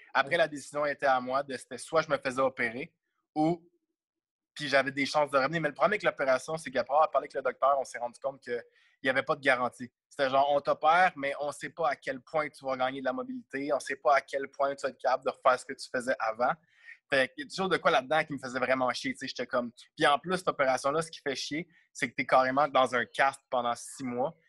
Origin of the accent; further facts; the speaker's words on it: Montreal, Quebec, Canada; je viens de Montréal